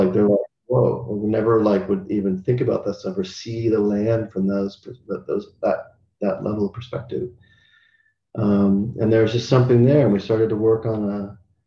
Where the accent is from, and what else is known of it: United States; moved away as an adult; also born or lived in Seattle / Australia; now in Qatar